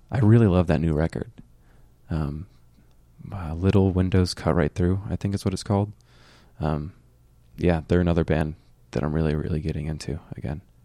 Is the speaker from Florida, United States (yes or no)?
yes; Fort Myers, Florida, United States; born or raised there